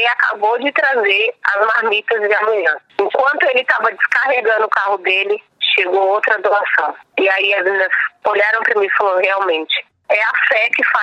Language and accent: Portuguese; São Paulo, Brazil; born there; Eu nasci aqui em Paraisópolis